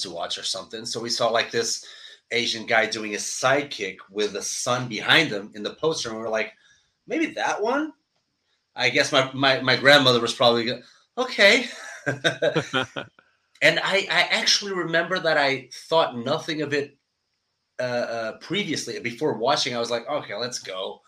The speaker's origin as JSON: {"language": "English", "country": "Portugal", "tie": "born or raised there", "moved": "yes", "said": "I'm from Portugal. We're a pretty small country where martial arts are not that, I should say, developed, even though we have great martial artists, but we don't have a lot of schools."}